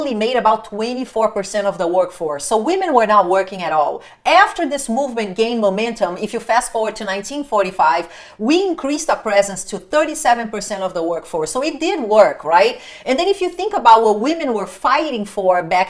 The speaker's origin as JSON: {"language": "English", "country": "Brazil", "moved": "yes", "said": "I used to work with people in Brazil, my home country"}